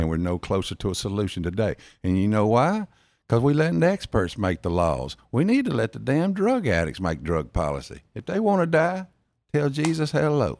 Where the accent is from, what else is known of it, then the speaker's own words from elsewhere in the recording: Jackson, Mississippi, United States; accent: South Jackson drawl; also born or lived in Florence, Mississippi / Biloxi, Mississippi; I was born in South Jackson, then moved to Florence, Mississippi, in Rankin County